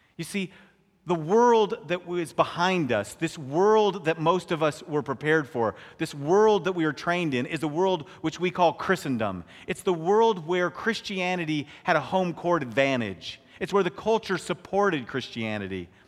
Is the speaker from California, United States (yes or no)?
yes; California, United States; I'm from California